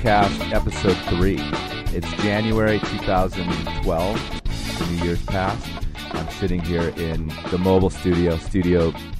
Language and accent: English; suburbs of Chicago, Illinois, United States; I was in the suburbs of Chicago.